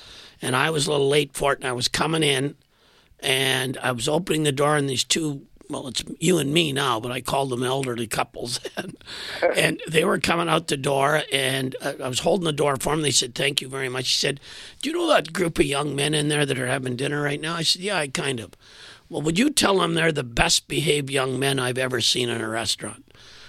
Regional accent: Saskatchewan, Canada; now in Winnipeg, Canada; I was a transplant from Saskatchewan to Winnipeg

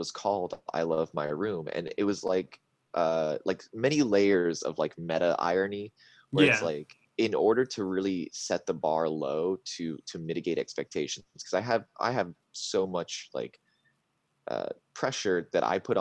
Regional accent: Florida, United States; I'm from Florida. Nobody ever comes to my state

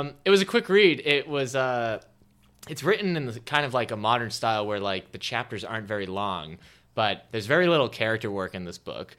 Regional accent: Haverhill, Massachusetts, United States; moved away; We have a castle back home in Massachusetts in my hometown, Haverhill

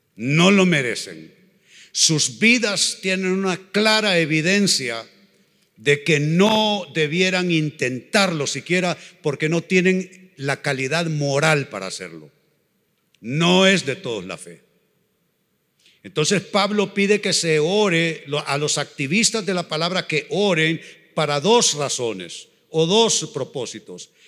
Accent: Honduras; Somos catrachos de pura cepa. Amamos ser catrachos.

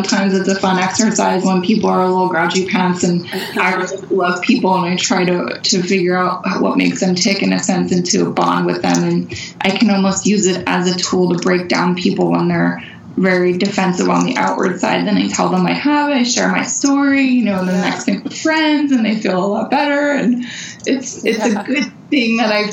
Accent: Pennsylvania, United States; we're from Pennsylvania. I grew up in the woods.

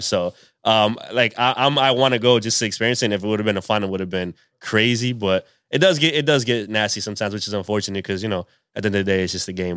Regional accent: Pawtucket, Rhode Island, United States; also born or lived in Providence, Rhode Island; I'm from, I'm from Pawtucket. I was born in Providence, which is the, the capital.

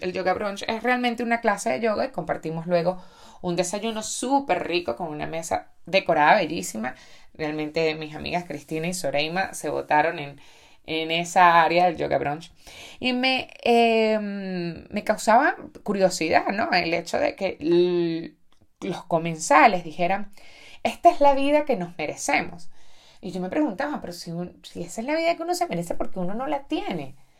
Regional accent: Venezuela; muchos venezolanos que nos quedamos aquí trabajando

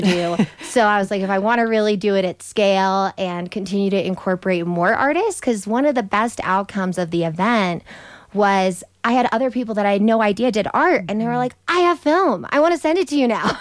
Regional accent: Southern California, United States; now in Telluride, United States; I'm originally from Southern California

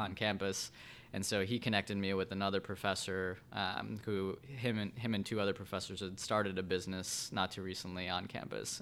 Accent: Vernon Hills, Illinois, United States; also born or lived in Evanston, Illinois / Chicago, Illinois; I grew up in Vernon Hills up north, about an hour north of Chicago here.

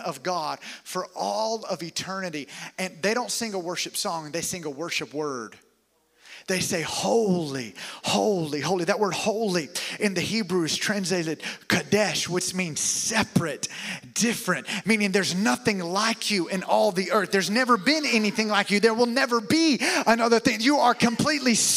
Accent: the South, United States; also born or lived in Alabama; now in Tampa, United States; I was raised here in the South

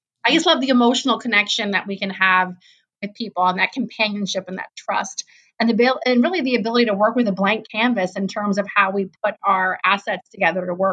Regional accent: East Coast, United States; also born or lived in Cleveland, Ohio; now in Columbus, United States; I grew up on the East Coast, so that's coming from an East Coaster

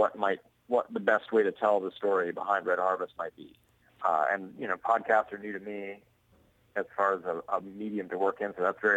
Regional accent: Montana, United States; now in Portland, United States; I grew up in Montana

